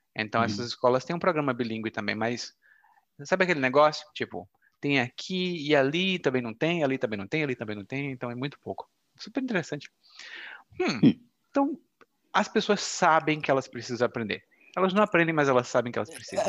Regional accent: Brazil; first language Portuguese; sou brasileiro e falo português como idioma materno

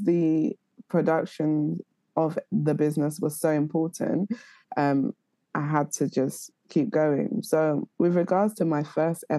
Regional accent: London, United Kingdom; I'm from North London.

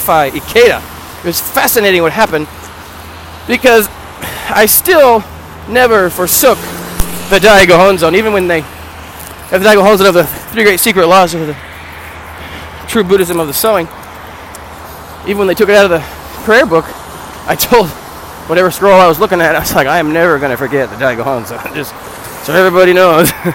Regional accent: United States; I'm American

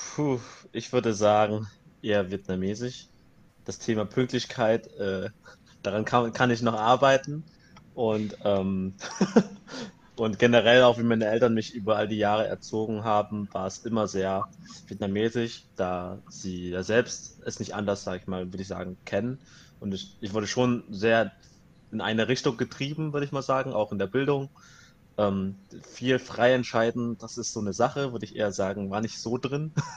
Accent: Germany; ich bin hier aufgewachsen, ich bin hier geboren

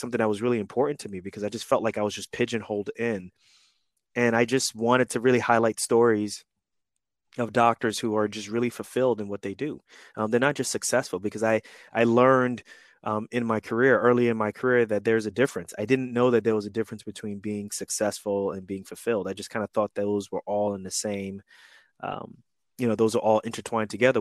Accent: New York City, New York, United States; moved away as an adult; also born or lived in Newark area, New Jersey, United States / Kansas City, Missouri, United States / Atlanta, Georgia, United States; I'm 41 and I grew up in New York City. I was in Queens, New York during that time when crack was huge.

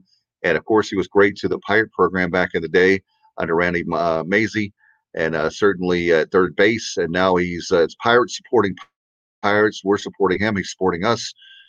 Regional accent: Williamston, North Carolina, United States; I moved back home to Williamston, and I was working in Raleigh in radio

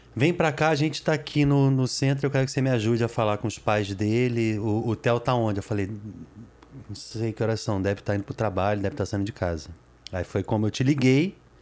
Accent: Brazil; also born or lived in United States; eu sou brasileiro, mas eu sou português também

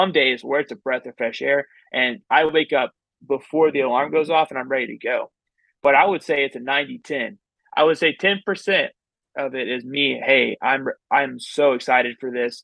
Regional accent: Texas, United States; I'm from Texas

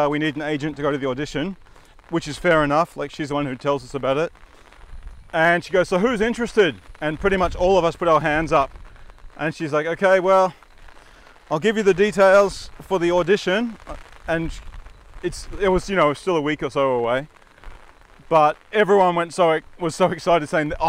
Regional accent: Redcliffe Peninsula, Queensland, Australia; we come from the Redcliffe Peninsula

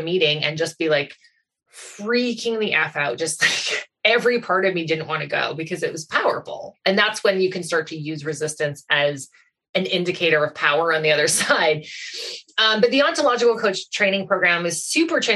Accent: Goderich, Ontario, Canada; also born or lived in Toronto; move back to Goderich, my hometown from Toronto

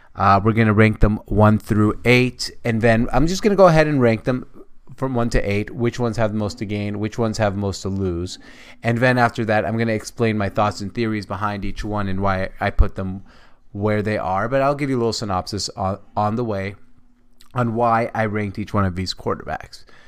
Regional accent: Seattle, Washington, United States; I am from Seattle

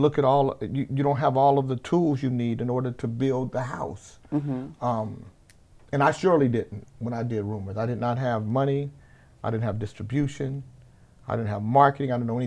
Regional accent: Sacramento, California, United States; also born or lived in Anchorage, Alaska; I grew up here in Sacramento

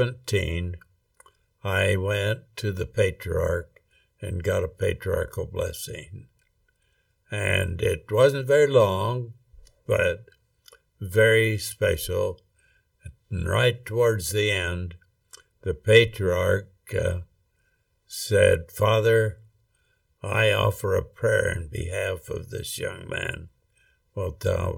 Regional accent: Rexburg, Idaho, United States; I grew up in Rexburg, Idaho, actually out in Hibbard, which is 4 miles out of Rexburg.

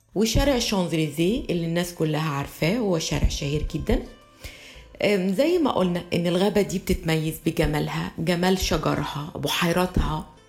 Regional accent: Egypt; moved away as an adult; also born or lived in France; كمصرية كنت لسه ببتدي حياتي في فرنسا سنة 84 وأنا عشت في فرنسا لغاية سنة 88

